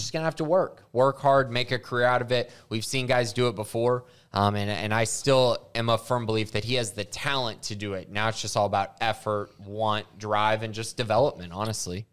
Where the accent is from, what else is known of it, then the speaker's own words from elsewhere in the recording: Indiana, United States; I was born in Indiana